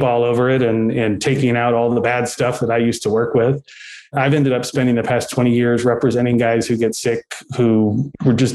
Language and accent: English; Danville, Kentucky, United States; I was born and raised in Danville, Kentucky, which is in Boyle County.